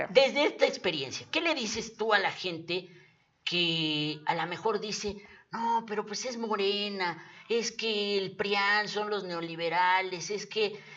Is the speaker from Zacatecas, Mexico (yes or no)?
no; Puebla, Mexico; los que somos poblanos de toda la vida